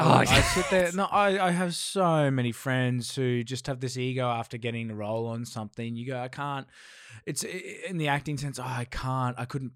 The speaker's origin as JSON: {"language": "English", "town": "Brisbane", "region": "Queensland", "country": "Australia", "said": "I come from Brizzy"}